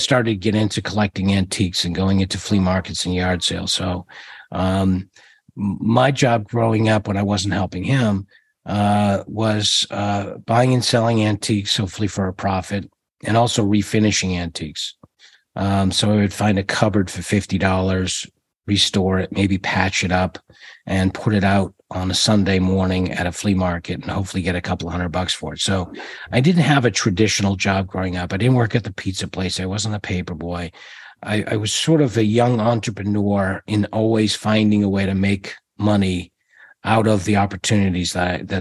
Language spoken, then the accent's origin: English; Georgetown, Massachusetts, United States; Born in a little town called Georgetown